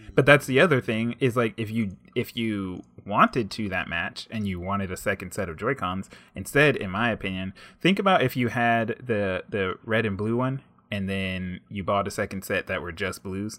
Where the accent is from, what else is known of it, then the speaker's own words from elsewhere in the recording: United States; as an African-American male growing up